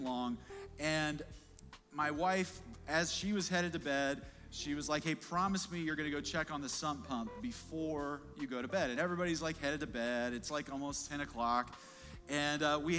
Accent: Kansas City, Missouri, United States; we're big Chiefs fans. We're from Kansas City

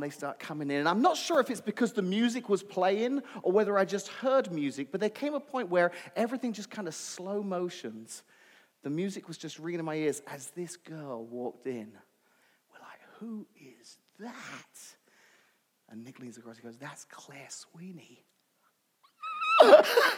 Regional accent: London, United Kingdom; Where I grew up in London, I went to an all-boys high school

